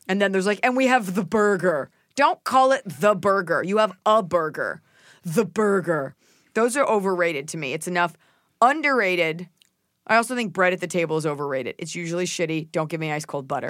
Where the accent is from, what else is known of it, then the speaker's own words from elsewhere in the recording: Dallas, Texas, United States; moved away as an adult; also born or lived in Boston; growing up in Dallas, Texas